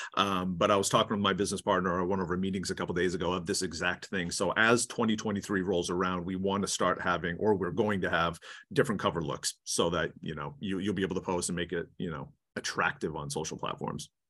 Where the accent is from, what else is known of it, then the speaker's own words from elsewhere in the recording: Maine, United States; accent: New England; moved away as an adult; now in California, United States; I'm from Maine originally, so I moved to, to California in two thousand two, three, two thousand three